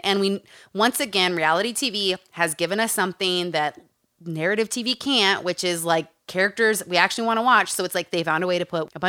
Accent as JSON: {"language": "English", "region": "Utah", "country": "United States", "tie": "born or raised there", "said": "Growing up in Utah. Growing up around cults."}